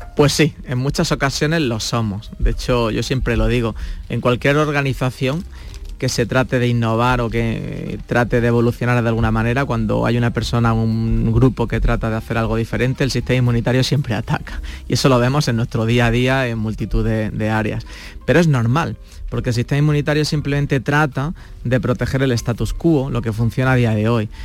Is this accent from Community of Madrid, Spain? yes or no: no; Granada, Andalusia, Spain; moved away; soy granadino y a mucha honra, pero también es cierto que he estado viviendo en otros sitios del mundo